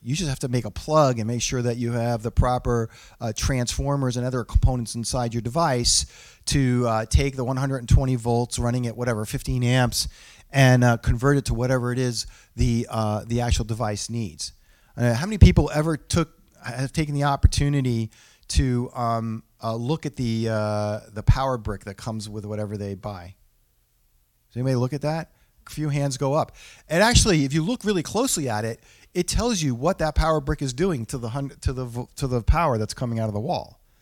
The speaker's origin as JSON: {"language": "English", "region": "New England", "country": "United States", "said": "I'm from New England"}